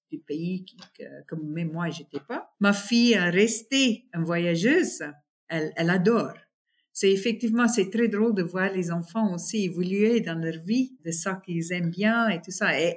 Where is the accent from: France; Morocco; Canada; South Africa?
South Africa; là où j'ai grandi, c'est une petite ville dans une très, très grande serre euh, d'agriculture. ce c'est tous les fermières. On est tous très africains, très traditionnels, très ça. Et nos vacances, c'était au bord de la mer ou dans le Kruger Park.